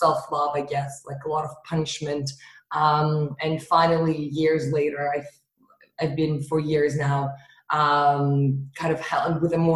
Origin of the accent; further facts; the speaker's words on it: Russia; moved away; I grew up in Russia.